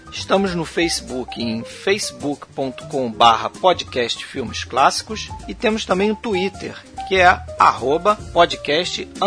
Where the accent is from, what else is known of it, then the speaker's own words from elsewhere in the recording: Rio de Janeiro, Brazil; sou também do Rio de Janeiro.